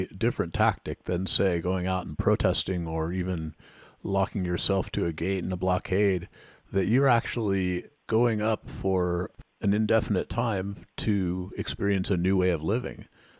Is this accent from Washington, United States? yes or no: yes; Washington, United States; I grew up backpacking in the Washington forests